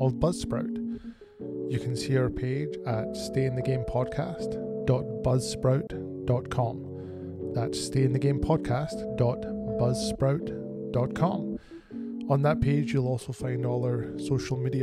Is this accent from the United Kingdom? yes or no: yes; Bonnie Scotland, United Kingdom; moved away as an adult; now in Canada; I hail originally from Bonnie, Scotland, and I moved to Canada in 2008.